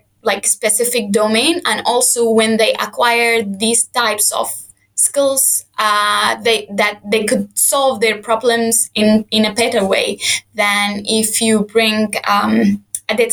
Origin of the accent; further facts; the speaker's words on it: Sudan; moved away as an adult; I am from Sudan. I studied there my whole life